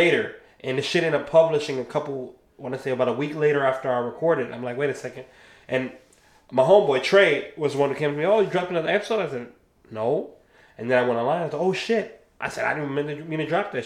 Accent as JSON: {"language": "English", "region": "Ohio", "country": "United States", "moved": "yes", "lives_now": "Florida, United States", "said": "I'm from Ohio"}